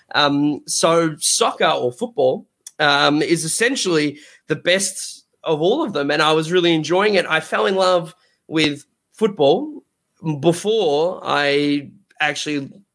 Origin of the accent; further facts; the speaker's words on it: Australia; I'm from Australia.